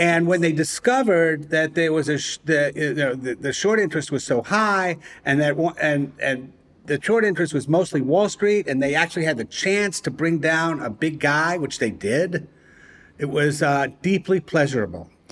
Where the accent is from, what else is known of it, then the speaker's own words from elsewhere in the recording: Providence, Rhode Island, United States; moved away; my hometown, Providence, Rhode Island